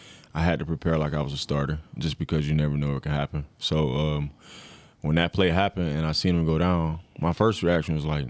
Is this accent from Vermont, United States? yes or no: no; Florida, United States; born or raised there; moved away as an adult